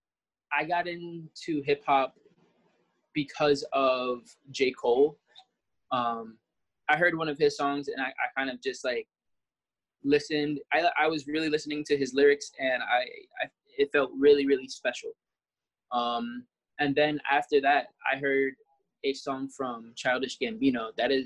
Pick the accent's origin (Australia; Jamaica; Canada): Jamaica; we're both Jamaican